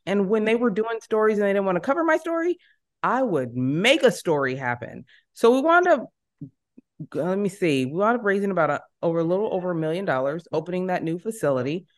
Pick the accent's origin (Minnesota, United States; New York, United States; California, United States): California, United States; San Jose; moved away as an adult; now in Los Angeles, United States; I am born and raised in San Jose